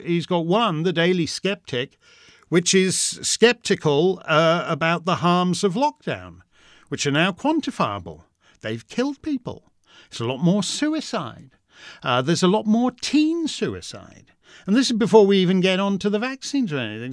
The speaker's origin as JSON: {"language": "English", "country": "Canada", "said": "I'm a Canadian subject of the Crown"}